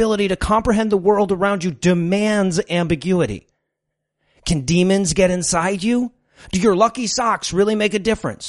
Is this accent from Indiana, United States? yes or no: no; Detroit, Michigan, United States; moved away; Look, I'm from Detroit. We love Halloween in Detroit.